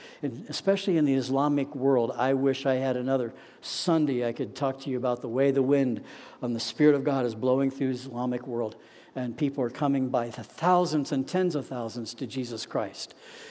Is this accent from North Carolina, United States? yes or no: no; Kettering, Ohio, United States; moved away as an adult; now in Atlanta, United States; I grew up in Dayton, Ohio, Kettering, actually, in that area.